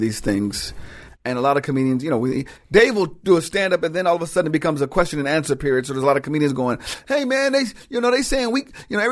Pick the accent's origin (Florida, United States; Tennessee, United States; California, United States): California, United States; Inglewood; also born or lived in South Pasadena, California; Born and raised here, Inglewood, California. Moved to South Pasadena right when crack pulled up to Inglewood